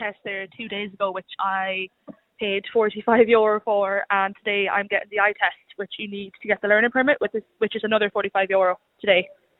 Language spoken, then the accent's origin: English; Westmeath, Ireland; moved away as an adult; now in Galway, Ireland; I'm from Westmeath originally, but I'm up here studying.